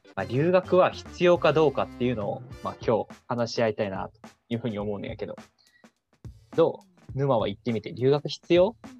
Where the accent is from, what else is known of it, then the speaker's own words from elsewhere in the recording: Fukuoka, Japan; 俺もね、福岡の出身